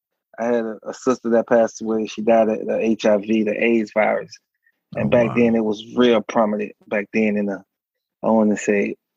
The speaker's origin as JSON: {"language": "English", "town": "Miami", "region": "Florida", "country": "United States", "tie": "born or raised there", "said": "Oh, 305. You know it. Yes, sir."}